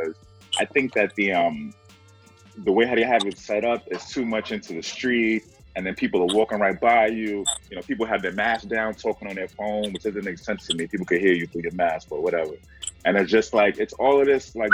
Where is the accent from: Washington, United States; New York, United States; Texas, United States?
New York, United States; New York City; I'm from the Bronx